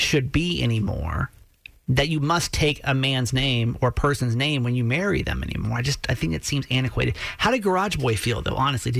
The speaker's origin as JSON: {"language": "English", "region": "the South", "country": "United States", "tie": "born or raised there", "moved": "yes", "said": "I grew up in the South, really super, super traditional ways of doing things."}